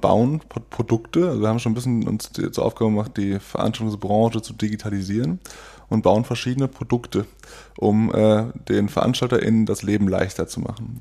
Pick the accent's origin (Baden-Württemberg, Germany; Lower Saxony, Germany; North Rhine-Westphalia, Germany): Lower Saxony, Germany; Oldenburg; moved away as an adult; now in Cologne, Germany; Ich bin äh, in Oldenburg geboren. Mhm. Das ist in Niedersachsen